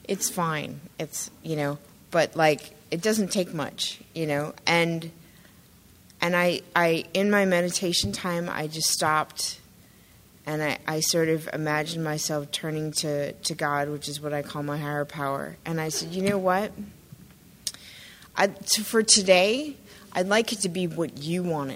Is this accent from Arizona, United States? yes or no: yes; Arizona, United States; moved away; I grew up largely in Arizona